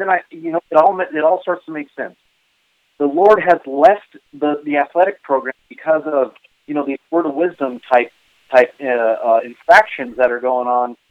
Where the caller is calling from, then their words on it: Artesia, New Mexico, United States; I'm currently residing in Artesia, New Mexico.